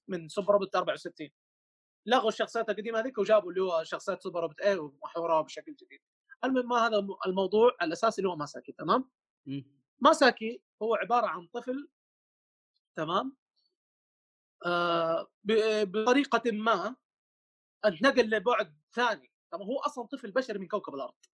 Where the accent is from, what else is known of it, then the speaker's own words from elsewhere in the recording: Mecca, Makkah Province, Saudi Arabia; عندنا في مكه هنا